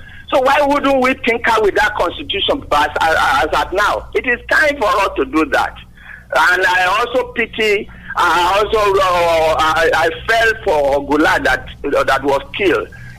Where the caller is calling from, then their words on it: Yaba, Lagos, Nigeria; Engineer … from Yaba.